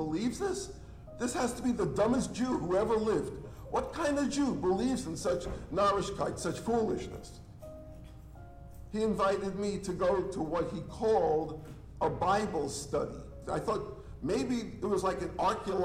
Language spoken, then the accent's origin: English; New York City, New York, United States; I grew up in New York City, so you'll pardon me, I'm still learning English